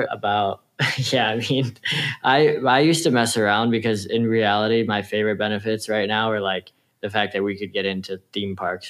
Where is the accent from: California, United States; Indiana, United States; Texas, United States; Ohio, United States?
Ohio, United States; I'm from Ohio